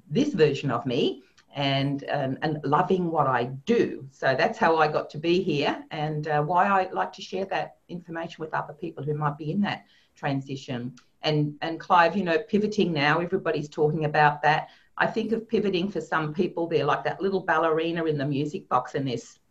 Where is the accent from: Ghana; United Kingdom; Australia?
Australia; Sydney, New South Wales; born and bred in Sydney, and I have moved around a little bit, but that is where I live